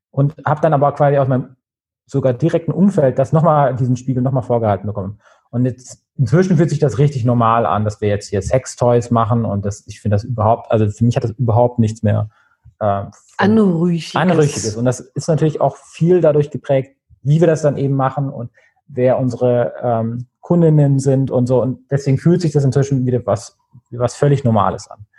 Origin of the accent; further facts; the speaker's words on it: Nuremberg, Bavaria, Germany; bin in Nürnberg aufgewachsen in der Nähe, von da ist das witzigerweise äh, im Innenstadtkern.